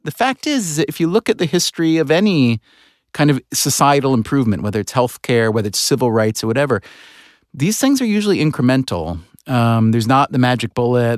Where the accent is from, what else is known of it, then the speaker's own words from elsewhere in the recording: United States; in this country, as an American, in, as a white American